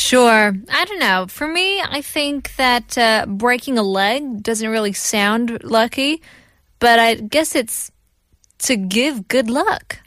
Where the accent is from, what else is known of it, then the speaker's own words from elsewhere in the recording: China; also born or lived in Korea; now in South Korea; in China, you know, we don't like the number four, but we love the number eight